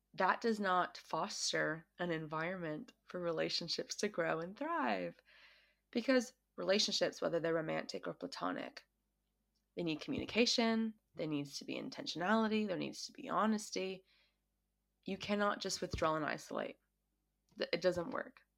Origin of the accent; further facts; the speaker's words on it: United States; now in Australia; I am an American who grew up in America, um, and I currently live in Australia.